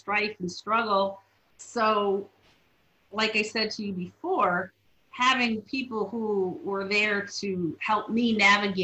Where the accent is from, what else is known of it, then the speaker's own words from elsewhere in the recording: Waterbury, Connecticut, United States; growing up in the Waterbury public school system